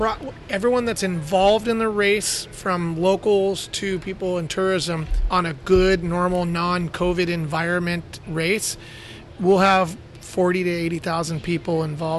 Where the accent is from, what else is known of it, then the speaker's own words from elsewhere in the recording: San Diego, California, United States; moved away as an adult; now in Baja California, Mexico; Born and raised in San Diego. And like you, Dom, fell in love with Baja at an early age, being a San Diego kid.